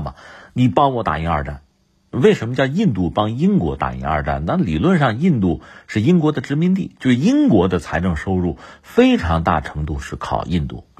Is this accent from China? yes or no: yes; China; 作为中国人